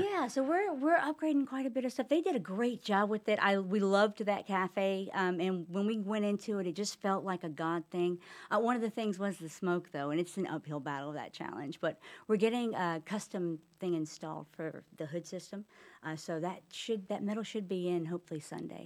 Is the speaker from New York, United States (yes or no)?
no; Charlotte, North Carolina, United States; now in Huntersville, United States; I grew up in Charlotte, so I've been in the area most of my life